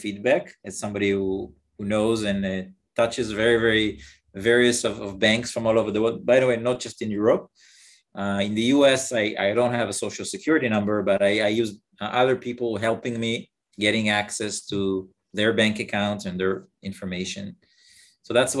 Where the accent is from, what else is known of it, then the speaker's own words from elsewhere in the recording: Israel; I'm from Israel